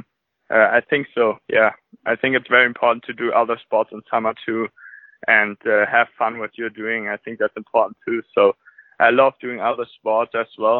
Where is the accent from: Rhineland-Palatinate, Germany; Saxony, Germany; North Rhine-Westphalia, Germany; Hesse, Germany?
North Rhine-Westphalia, Germany; Tönisvorst; English is a second language; I grew up in Tönes Forst. It's a small town near Krefeld and Düsseldorf